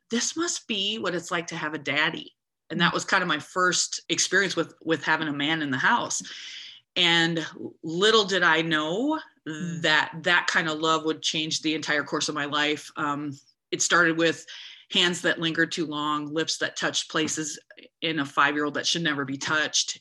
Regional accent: United States; I'm an American girl.

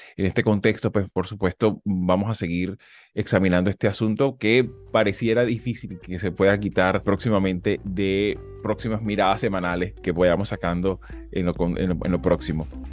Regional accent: Venezuela; now in United States; tenemos este problema como venezolanos también estando aquí en Estados Unidos

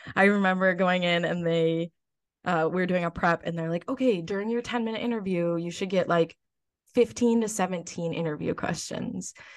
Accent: Lakeville, United States; I might run for Miss Lakeville in my hometown.

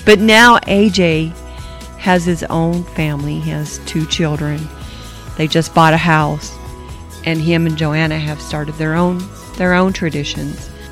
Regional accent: Cushing, Oklahoma, United States; when I was three, my dad and mom moved to Cushing, Oklahoma to start a home missions work

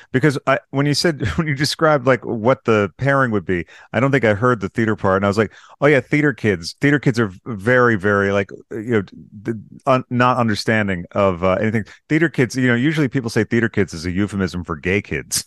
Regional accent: United States; I'm American

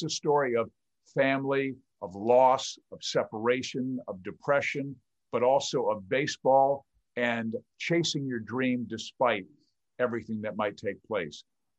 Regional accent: Kansas City, Missouri, United States; moved away; This is where I grew up. I'm from Kansas City. I grew up a Royals and Chiefs fan.

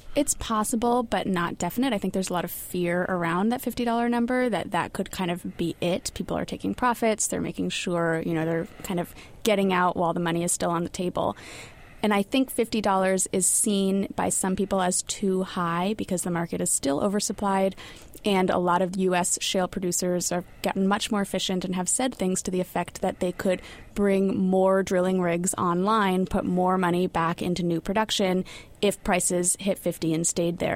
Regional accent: California, United States; moved away; As a Californian

